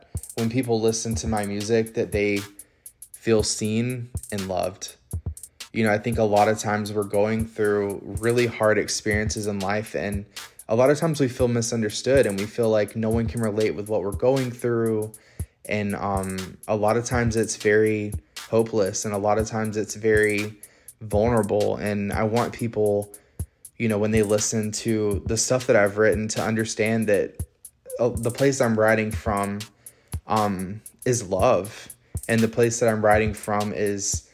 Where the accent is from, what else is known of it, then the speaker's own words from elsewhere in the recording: Pensacola, Florida, United States; moved away as an adult; now in Orlando, United States; I'm a singer-songwriter, born and raised in Pensacola, currently based in Orlando, Florida